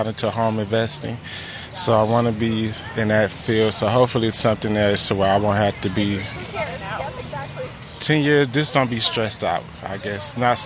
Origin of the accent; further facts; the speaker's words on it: Detroit, Michigan, United States; moved away; I'm originally from Detroit, Michigan